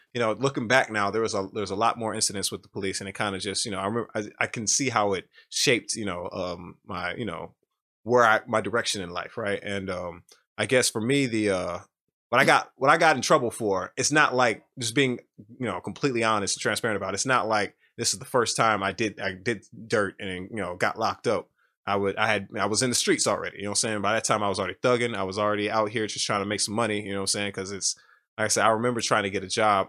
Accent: United States; I'm from America

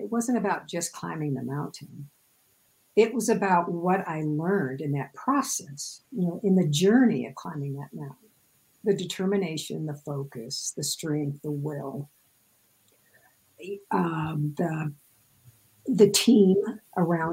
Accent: Midwest, United States; I grew up in the Midwest, so everything is flat as a pancake there.

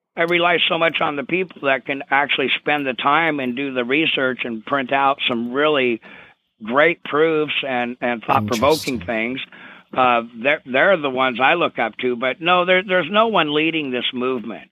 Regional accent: Vancouver, Washington, United States; grew up in Clark County, Washington, in Vancouver, uh, across the uh, bridge from Portland, Oregon

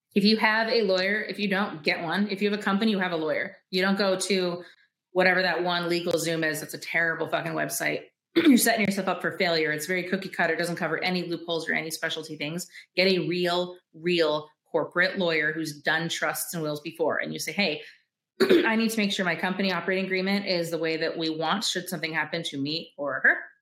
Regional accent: Michigan, United States; I'm from Michigan, so it's very woodsy and shit

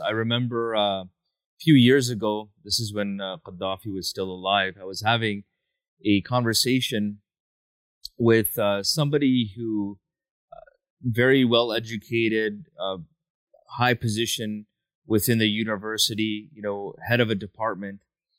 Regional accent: Canada; for somebody being born and raised in Canada

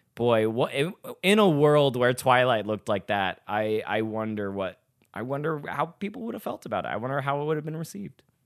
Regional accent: Little Rock, Arkansas, United States; now in Chicago, United States

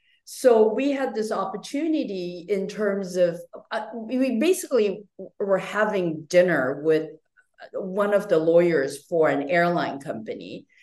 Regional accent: Japan; moved away as an adult; also born or lived in Taiwan / North Carolina; I'm Taiwanese American. I was actually born and raised in Japan, went back to Taiwan for college, and then went to graduate school in North Carolina.

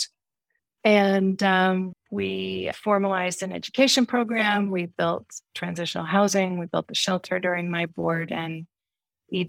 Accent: Seattle, Washington, United States; moved away as an adult; also born or lived in Snohomish, Washington; now in Jackson, United States; grew up in the Seattle area. My parents are both from there, and I went to Snohomish High School

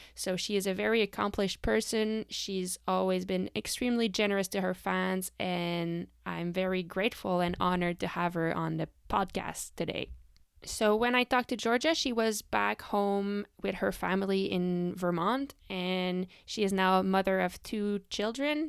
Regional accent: Canada; I am from Canada

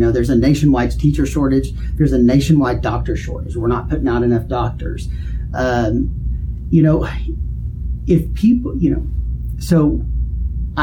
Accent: Duncan, Oklahoma, United States; I'm from Duncan

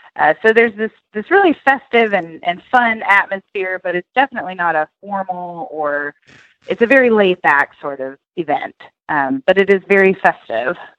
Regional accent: Tennessee, United States; now in Oklahoma, United States; I grew up in Tennessee

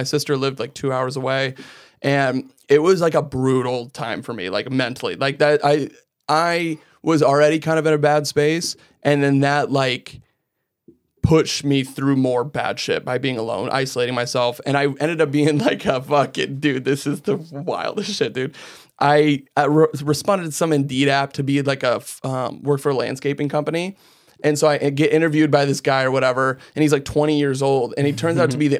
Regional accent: Iowa, United States; I grew up in Iowa. Well, I grew up all over. We kind of moved around a lot as kids. And then, but we ultimately settled up in Iowa.

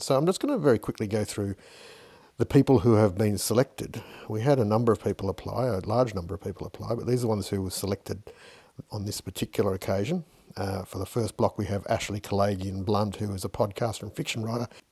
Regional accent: Fiji; as a young kid growing up in Fiji

